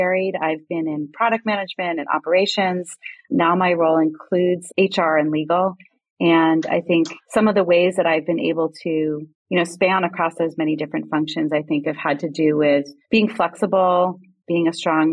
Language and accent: English; New England, United States; moved away as an adult; now in Bay Area, United States; I grew up in New England and made my way out to California in my early 20s